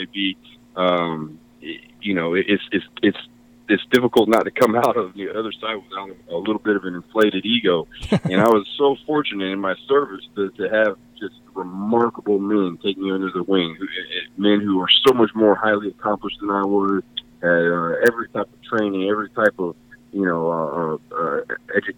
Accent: Gulf Breeze, Florida, United States; also born or lived in Bradenton, Florida / Lakeland, Florida / Tampa Bay area; I was born in Bradenton area. I grew up in the Panhandle, a small little island town called Gulf Breeze, and then went to high school in Lakeland, Florida

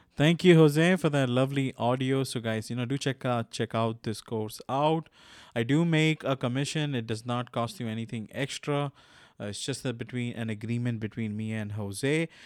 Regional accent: India; I'm from India

